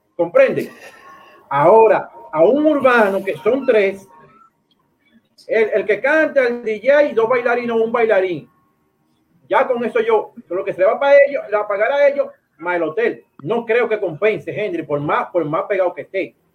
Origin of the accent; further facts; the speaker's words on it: Dominican Republic; yo soy dominicano